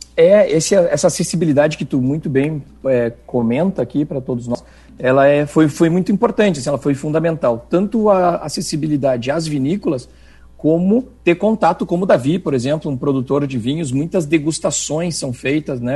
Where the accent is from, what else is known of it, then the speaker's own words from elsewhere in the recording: Rio Grande do Sul, Brazil; moved away as an adult; now in Chile; eu aterrissei no Chile como um bom gaúcho de mala e cuia